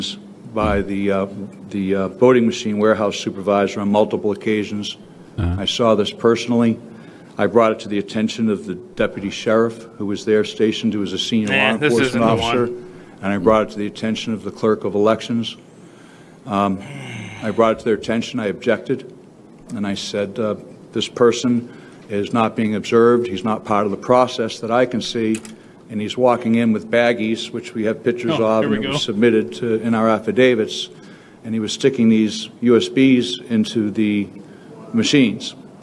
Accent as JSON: {"language": "English", "area": "Delaware County", "region": "Pennsylvania", "country": "United States", "said": "I'm from Delaware County"}